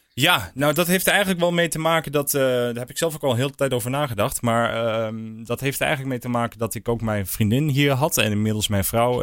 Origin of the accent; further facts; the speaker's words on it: Haaksbergen, Overijssel, Netherlands; also born or lived in Hilversum; ik, ik heb altijd in Haaksberg gewoond. En ik heb natuurlijk een tijdje wel in Hilversum gewoond.